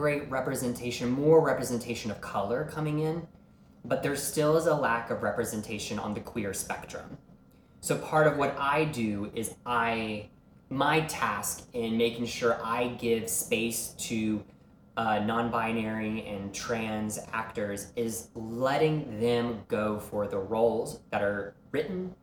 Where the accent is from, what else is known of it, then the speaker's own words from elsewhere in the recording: Deep South, United States; growing up in the Deep South